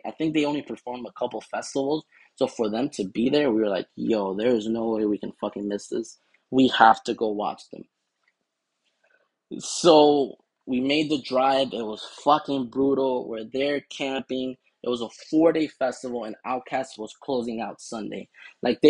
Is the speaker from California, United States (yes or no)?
no; Miami, Florida, United States; we're from Florida